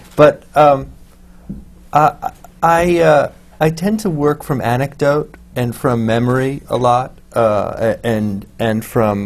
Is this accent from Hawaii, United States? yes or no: no; Los Angeles, California, United States; moved away; I came from from Los Angeles